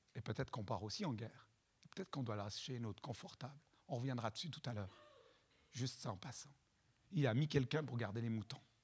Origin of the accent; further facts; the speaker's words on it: Chad; Moi, je viens du Tchad